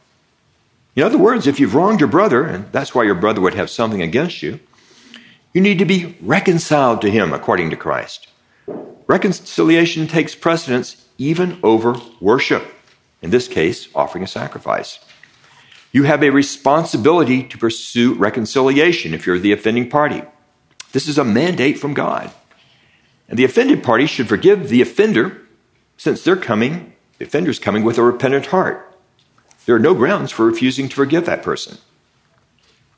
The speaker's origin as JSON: {"language": "English", "region": "Texas", "country": "United States", "tie": "born or raised there", "said": "I grew up in Texas"}